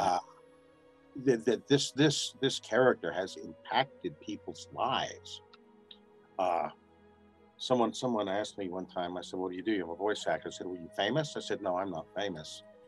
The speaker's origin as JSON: {"language": "English", "region": "New Mexico", "country": "United States", "tie": "born or raised there", "also_born_or_lived": "Los Angeles", "moved": "yes", "said": "I'm I'm living in Albuquerque now, and I was born in New Mexico"}